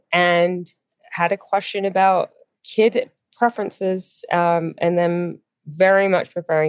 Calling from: San Francisco, California, United States; I'm calling from San Francisco.

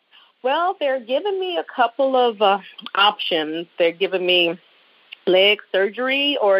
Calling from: Buffalo, New York, United States; Hi, I was calling you from Buffalo, New York again

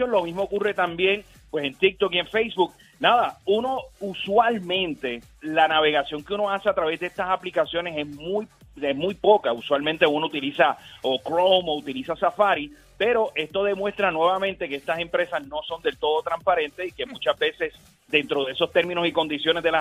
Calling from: Gurabo, Puerto Rico; De Gurabo.

